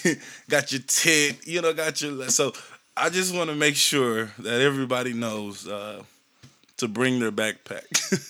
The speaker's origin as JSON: {"language": "English", "town": "Shreveport", "region": "Louisiana", "country": "United States", "tie": "born or raised there", "also_born_or_lived": "San Bernardino, California", "said": "I was born in San Bernardino, California. I was raised in Shreveport, Louisiana"}